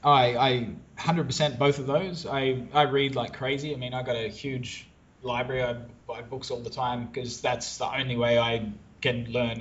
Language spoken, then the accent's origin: English; Brisbane, Queensland, Australia; now in Phnom Penh, Cambodia; I am Australian. I'm originally from Brisbane, Australia, but I'm in one of our offices in Phnom Penh, Cambodia